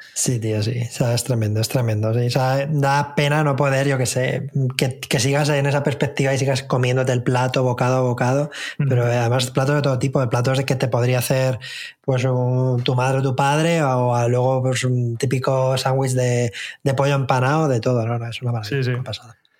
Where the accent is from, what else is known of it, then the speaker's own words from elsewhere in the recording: Spain; para mí como español